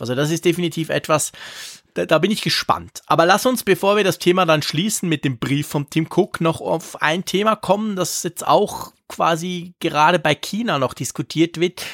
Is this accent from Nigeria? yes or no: no; Switzerland; Bei uns in der Schweiz